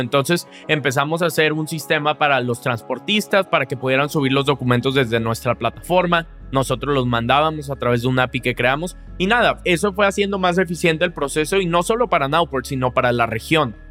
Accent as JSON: {"language": "Spanish", "town": "Monterrey", "region": "Nuevo León", "country": "Mexico", "tie": "born or raised there", "said": "yo crecí aquí en Monterrey"}